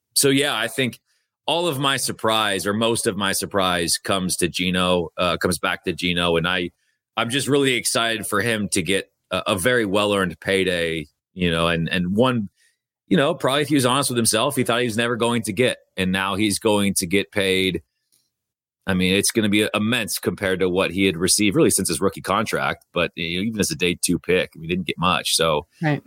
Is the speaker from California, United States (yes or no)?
no; Bothell, Washington, United States; I'm from Bothell